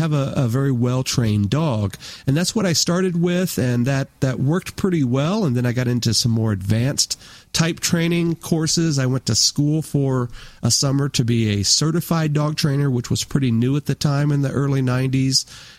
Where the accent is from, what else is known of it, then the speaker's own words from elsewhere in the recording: Woodbridge, Virginia, United States; also born or lived in Denver, Colorado; I grew up mainly on the East Coast, graduated high school from Woodbridge, Virginia, just outside of D.C.